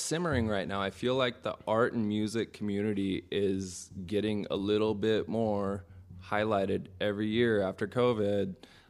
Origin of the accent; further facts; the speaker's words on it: San Francisco, Oakland, Sacramento, California, United States; moved away as an adult; now in Reno, United States; Because I come from San Francisco, Oakland, Sacramento mainly.